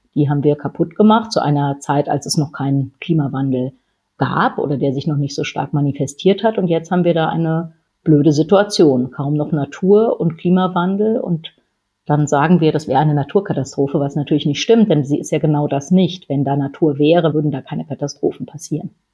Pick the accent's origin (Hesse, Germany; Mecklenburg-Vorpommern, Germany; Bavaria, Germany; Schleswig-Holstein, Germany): Schleswig-Holstein, Germany; meine Familie, wir kommen aus Schleswig-Holstein